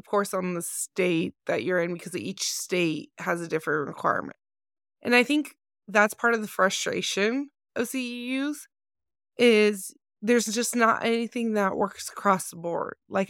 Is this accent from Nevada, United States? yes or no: yes; Nevada, United States; So like if I was working in Nevada, my home state is Nevada